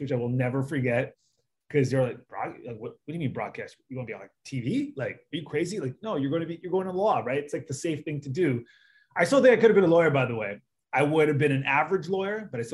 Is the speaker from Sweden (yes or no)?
no; Canada; moved away as an adult; now in United States; being a Canadian, growing up with hockey